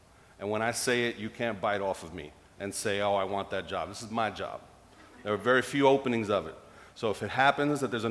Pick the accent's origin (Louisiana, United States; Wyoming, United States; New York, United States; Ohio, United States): New York, United States; as a New Yorker